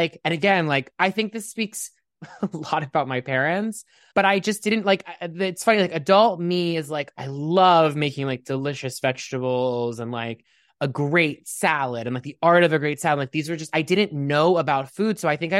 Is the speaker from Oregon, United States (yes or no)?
no; Pittsburgh, Pennsylvania, United States; I grew up in Pittsburgh, Pennsylvania.